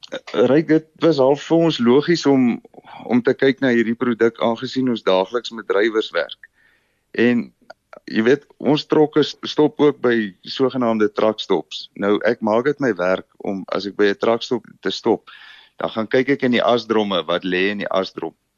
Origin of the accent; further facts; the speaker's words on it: Namibia; moved away as an adult; now in Bloemfontein, South Africa; Ek kom oorspronklik uit Namibië uit. Ek het daar skool gegaan, groot geword.